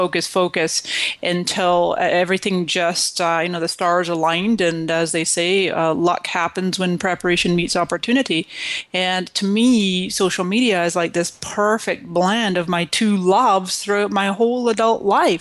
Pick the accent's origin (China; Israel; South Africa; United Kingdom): United Kingdom; Scotland; moved away as an adult; also born or lived in Canada; now in United States; And so I came to this country in 1999 from Scotland, and before that I was born in Canada.